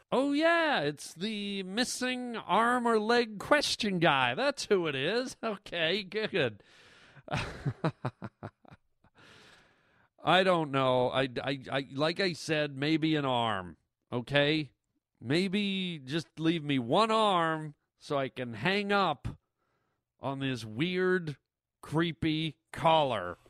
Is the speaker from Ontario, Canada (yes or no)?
yes; Toronto, Ontario, Canada; moved away; I grew up in the biggest city in the country, which is Toronto